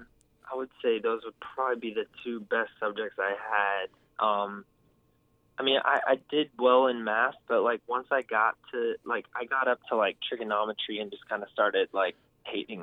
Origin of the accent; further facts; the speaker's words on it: California, United States; I was from California.